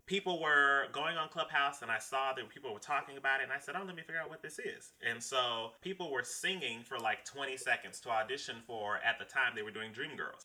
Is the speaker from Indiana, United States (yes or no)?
yes; Indianapolis, Indiana, United States; my hometown, Indianapolis, Indiana